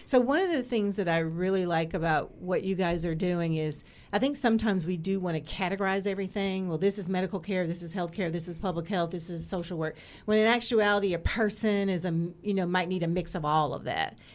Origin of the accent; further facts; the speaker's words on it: Greensboro, North Carolina, United States; moved away; I was born in Greensboro, North Carolina